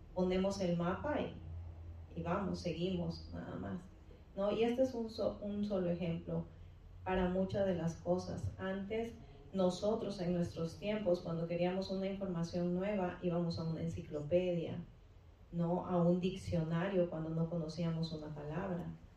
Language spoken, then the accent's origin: Spanish; Peru; moved away as an adult; ya casi llego a los 40, así es que eh, estudié seis años, ejercí dos años en mi país y después pues, me vine para acá